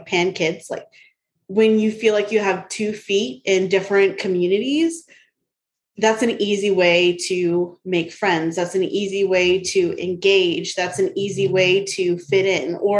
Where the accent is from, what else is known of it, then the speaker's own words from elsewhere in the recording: Sanger, United States; moved away; I grew up in Sanger